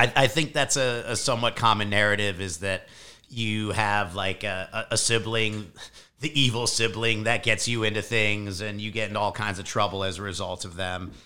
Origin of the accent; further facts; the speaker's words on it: Chicago, Illinois, United States; born and raised in Chicago